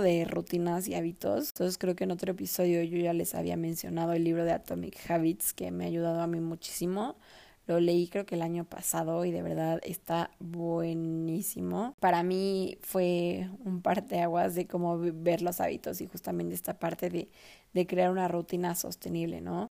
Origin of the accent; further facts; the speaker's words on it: Mexico; also born or lived in Mexico City; yo antes vivía en mi ciudad natal de toda la vida